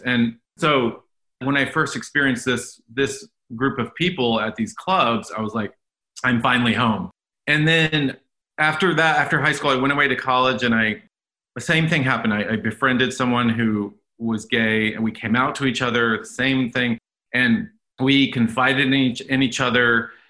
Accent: Dallas, Texas, United States; Born {S1} and raised in Dallas, Texas, in a Roman Catholic family. Went to Catholic schools my whole life, Jesuit schools in Dallas

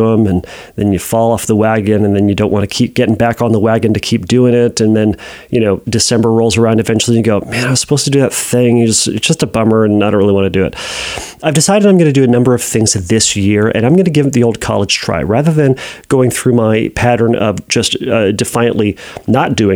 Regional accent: United States; I'm an American

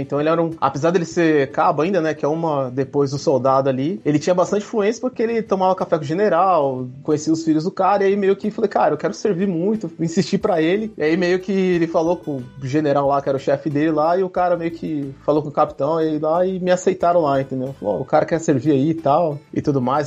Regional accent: São Paulo, Brazil; moved away as an adult; also born or lived in Campinas; now in Berlin, Germany; Sou de São Paulo, capital, mas eu tenho um pezinho ali em Minas, ali. Né? Minha família é de Minas Gerais

